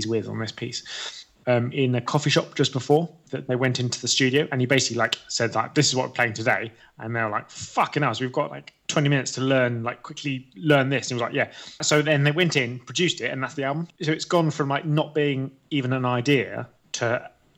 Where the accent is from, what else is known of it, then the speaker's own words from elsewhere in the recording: England, United Kingdom; we're both English